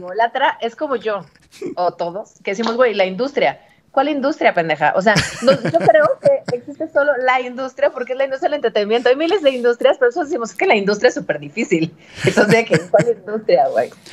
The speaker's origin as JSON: {"language": "Spanish", "town": "Guadalajara", "region": "Jalisco", "country": "Mexico", "moved": "as an adult", "lives_now": "Mexico City, Mexico", "said": "yo soy de Guadalajara"}